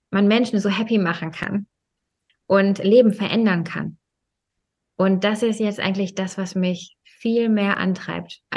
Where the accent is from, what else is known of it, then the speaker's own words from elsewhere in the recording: Germany; ich meine, ich bin ja in Deutschland aufgewachsen